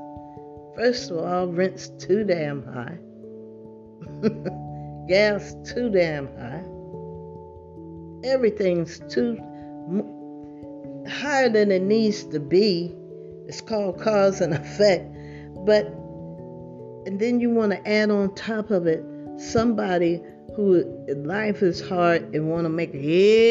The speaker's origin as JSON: {"language": "English", "region": "New Jersey", "country": "United States", "moved": "yes", "lives_now": "California, United States", "said": "I'm not from California. I don't know if that makes a difference, but I'm from New Jersey"}